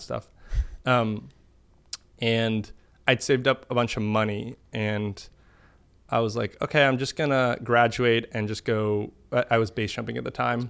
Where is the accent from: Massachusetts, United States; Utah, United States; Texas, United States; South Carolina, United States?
Massachusetts, United States; Boston; moved away; grew up in Boston